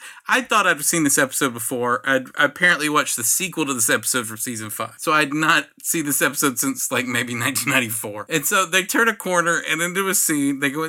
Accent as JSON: {"language": "English", "region": "the South", "country": "United States", "said": "We're from the South."}